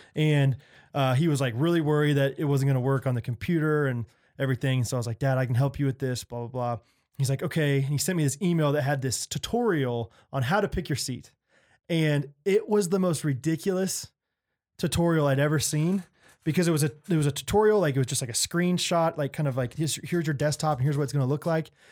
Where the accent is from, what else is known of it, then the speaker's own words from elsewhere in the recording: Olathe, Kansas, United States; I'm from Olathe